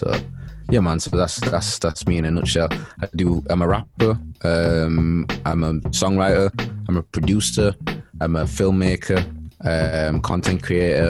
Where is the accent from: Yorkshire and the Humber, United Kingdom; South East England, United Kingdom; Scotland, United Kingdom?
Yorkshire and the Humber, United Kingdom; Leeds; moved away as an adult; now in Manchester, United Kingdom; I'm from Leeds. Grew up in Chapel Town